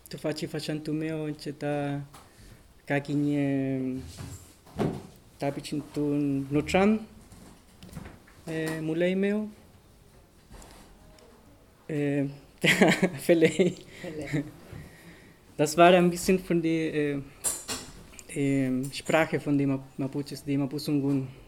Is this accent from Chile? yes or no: yes; Santiago, Santiago Metropolitan Region, Chile; born there; German is a second language; ich bin in Santiago de Chile geboren, ähm, von einem Stadtviertel, das heißt Regoleta, ist ein Arbeitviertel und ziemlich arm Viertel.